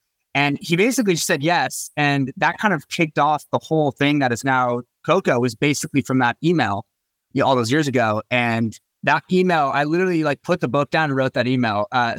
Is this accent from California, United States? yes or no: yes; Bay Area, California, United States; moved away as an adult; also born or lived in Los Angeles; I'm from the Bay Area and I moved down to Los Angeles to go to school at UCLA.